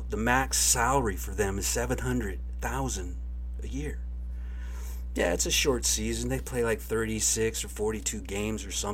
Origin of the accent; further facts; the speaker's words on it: United States; I'm an American